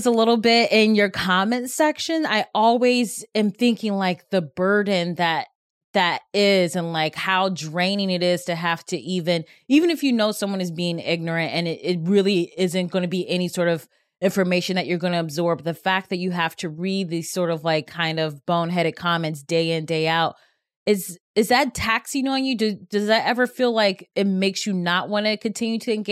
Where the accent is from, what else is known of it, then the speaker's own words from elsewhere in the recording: Cleveland, Ohio, United States; I'm Cleveland